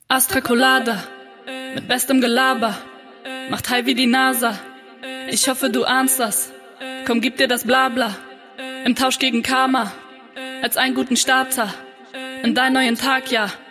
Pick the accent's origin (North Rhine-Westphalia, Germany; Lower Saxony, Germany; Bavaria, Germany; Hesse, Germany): Lower Saxony, Germany; Lingen; now in Hamburg, Germany; in meiner alten Heimat in Lingen.